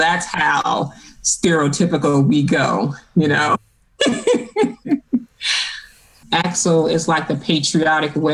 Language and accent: English; Chicago, Illinois, United States; moved away as an adult; I grew up born and raised in Chicago. And I was born and raised in the projects